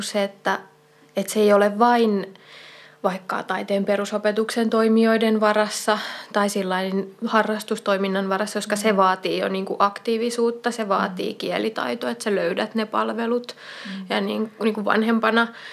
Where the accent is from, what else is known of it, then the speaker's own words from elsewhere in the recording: Kanta-Häme, Finland; olen siis kotoisin Etelä-Hämeestä